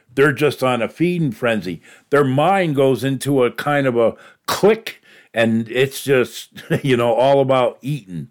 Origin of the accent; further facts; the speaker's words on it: New York, United States; moved away; in my neck of the woods there where I grew up in New York